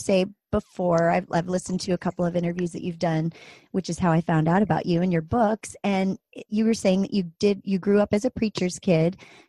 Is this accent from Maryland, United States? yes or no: yes; Maryland, United States; I'm from Maryland too.